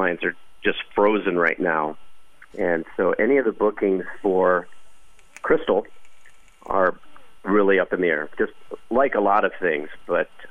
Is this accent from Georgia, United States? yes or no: no; Brooklyn, Michigan, United States; moved away as an adult; now in Las Vegas, United States; I'm from Brooklyn, Michigan, class of 86 from Columbia Central, and I reside in Las Vegas currently